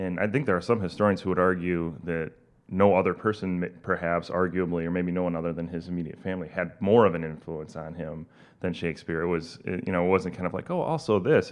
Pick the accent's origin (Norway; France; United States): United States; as an American